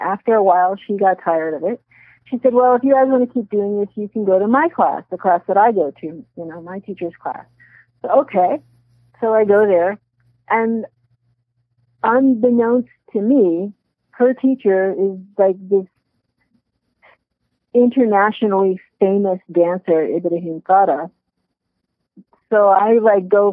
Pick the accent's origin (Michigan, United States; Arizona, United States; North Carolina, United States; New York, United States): New York, United States; New York City; now in Vermont, United States; I'm from there. I don't live there now. I live in Vermont right now. But I'm from New York and I grew up in Brooklyn.